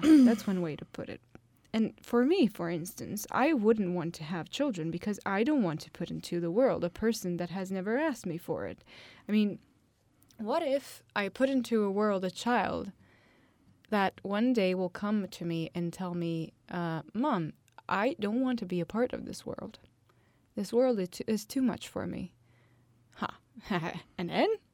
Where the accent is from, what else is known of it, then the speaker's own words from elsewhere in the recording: Italy; My hometown is one of the hottest town in the whole of Italy